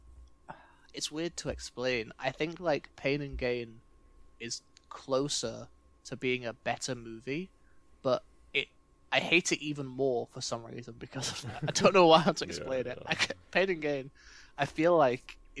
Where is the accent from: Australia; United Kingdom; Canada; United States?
United Kingdom; England; as an English person